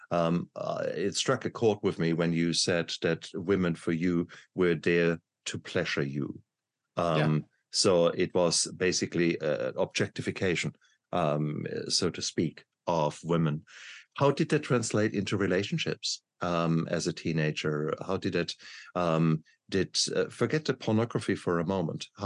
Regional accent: Nigeria; moved away; also born or lived in Malaysia; This was growing up in Nigeria as right. a child.

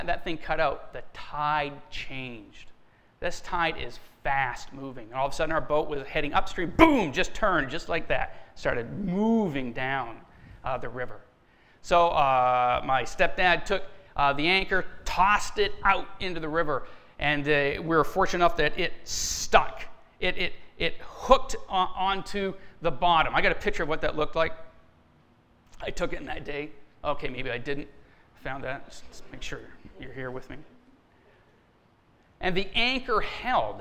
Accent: Down East Maine, United States; now in Barrington, United States; I grew up in down east Maine, and I grew up on an area of water called the Bay of Fundy

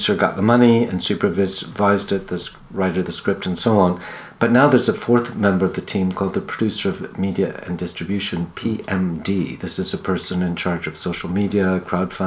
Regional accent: Toronto, Ontario, Canada; moved away; back in Toronto, my hometown, art school

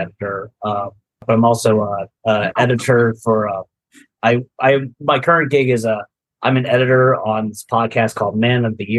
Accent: New Jersey, United States; I was born in South Jersey.

